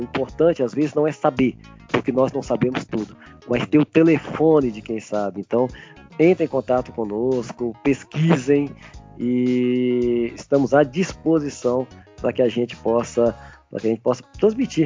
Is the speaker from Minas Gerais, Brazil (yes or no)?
yes; Minas Gerais, Brazil; now in São Paulo, Brazil; eu estou em São Paulo, mas eu sou de Minas